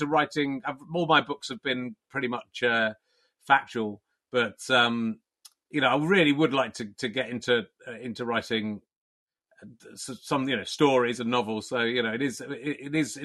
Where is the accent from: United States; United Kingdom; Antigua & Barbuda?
United Kingdom; Somerset, South West England; also born or lived in Pocklington, Yorkshire; I was born in Yorkshire, but I grew up in Somerset